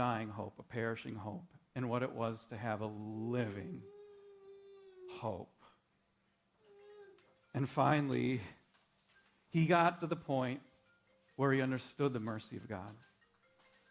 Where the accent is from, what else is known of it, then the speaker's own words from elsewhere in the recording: Minnesota, United States; I grew up in Minnesota.